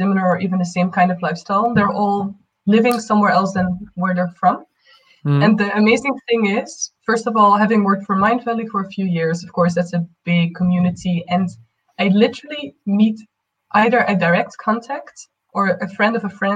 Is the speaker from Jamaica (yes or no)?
no; Netherlands; moved away; also born or lived in East Africa / Asia; from the Netherlands, indeed, but a digital nomad